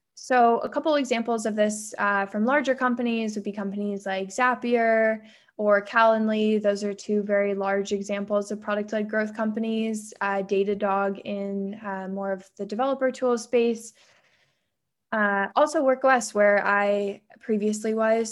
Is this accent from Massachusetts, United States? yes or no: no; San Diego, California, United States; I grew up in San Diego